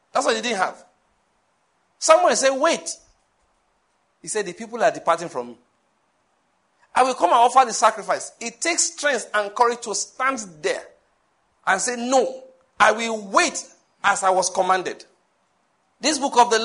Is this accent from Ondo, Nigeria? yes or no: yes; Owo, Ondo, Nigeria; now in Enugu, Nigeria; My hometown is Owo in Ondo State